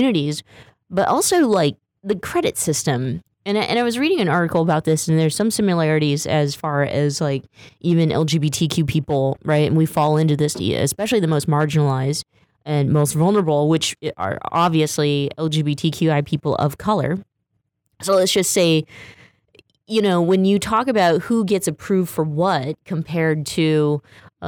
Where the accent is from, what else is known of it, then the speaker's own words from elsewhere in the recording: Stockton, California, United States; my hometown, Stockton, California